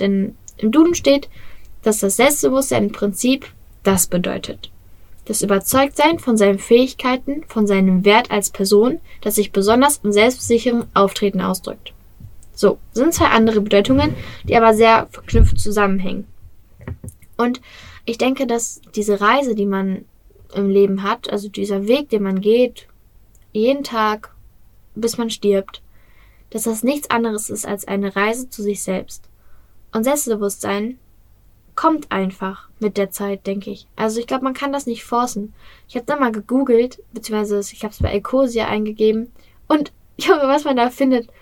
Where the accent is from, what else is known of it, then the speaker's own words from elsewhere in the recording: Bottrop, North Rhine-Westphalia, Germany; sei es in Bottrop, in meiner Heimatstadt